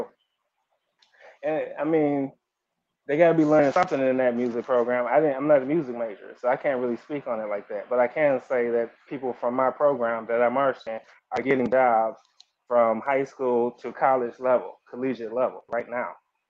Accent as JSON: {"language": "English", "town": "Detroit", "region": "Michigan", "country": "United States", "said": "I'm from Detroit though. I'm from Detroit"}